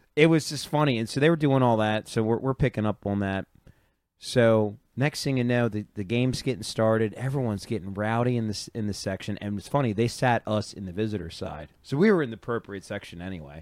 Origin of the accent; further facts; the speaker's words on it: Baltimore, Maryland, United States; we're from Baltimore